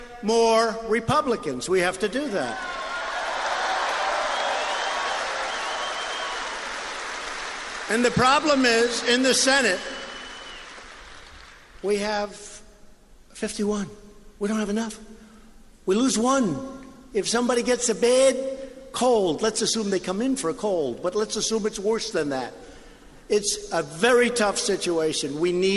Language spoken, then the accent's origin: English; Long Island, New York, United States; I grew up in Long Island, right next to Long Island